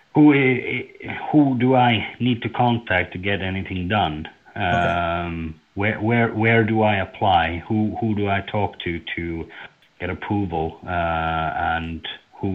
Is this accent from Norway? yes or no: yes; Norway; I am from Norway